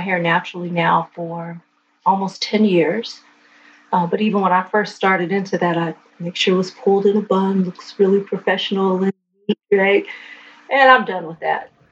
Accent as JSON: {"language": "English", "region": "California", "country": "United States", "tie": "born or raised there", "said": "I'm born and raised in California"}